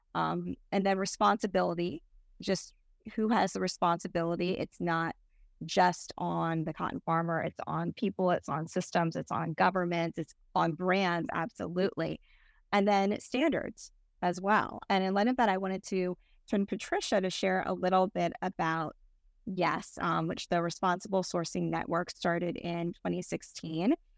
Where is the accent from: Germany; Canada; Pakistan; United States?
United States; North Carolina; North Carolina, which is my home state as well